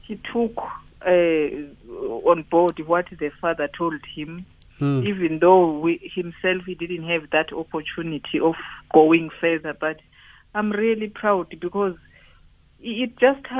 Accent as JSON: {"language": "English", "town": "Matatiele", "region": "Eastern Cape", "country": "South Africa", "moved": "as an adult", "lives_now": "United Kingdom", "said": "we are both from Matatiel, me and my husband"}